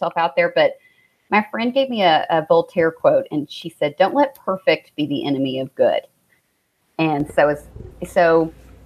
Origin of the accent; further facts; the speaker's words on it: Central Kentucky, United States; moved away as an adult; also born or lived in Seattle / St. Louis; now in Fort Thomas, United States; I'm from Central Kentucky originally. So Richmond, Lexington, that's where most of my family lives now